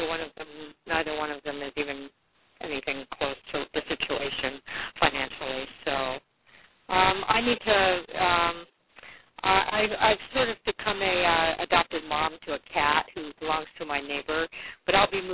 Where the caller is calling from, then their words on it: Washington, United States; I'm calling from Washington State